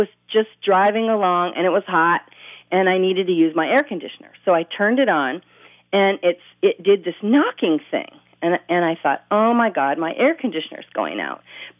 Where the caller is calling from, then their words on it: Bellingham, Washington, United States; I'm calling from Bellingham, Washington.